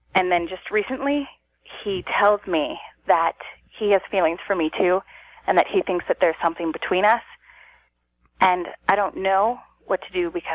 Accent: Fort Collins, Colorado, United States; I'm from Colorado, Fort Collins.

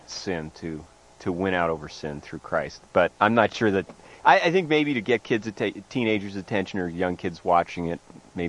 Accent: New York, United States; moved away; I grew up in New York around the same time

